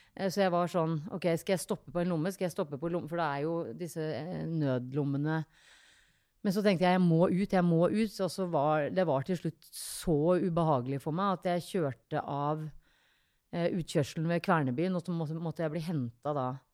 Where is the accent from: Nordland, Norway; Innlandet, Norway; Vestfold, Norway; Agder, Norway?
Vestfold, Norway; a tiny island outside Tønsberg; Jeg er fra en bitte liten øy eh, utafor Tønsberg